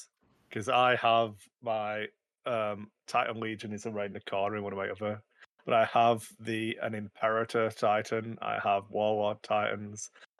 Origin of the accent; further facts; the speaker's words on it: Wigan, North West England, United Kingdom; the Battle of Wigan Lane, which is my hometown